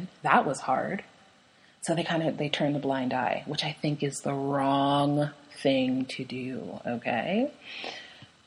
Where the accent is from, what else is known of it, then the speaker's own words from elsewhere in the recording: Canada; I'm Canadian, so I loved CBC Radio